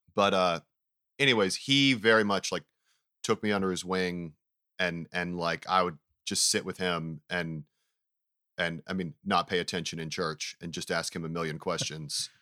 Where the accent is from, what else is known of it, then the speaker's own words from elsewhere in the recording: Knoxville, Tennessee, United States; also born or lived in Farragut, Tennessee; my family moved to Knoxville, Tennessee when I was in like the 7th grade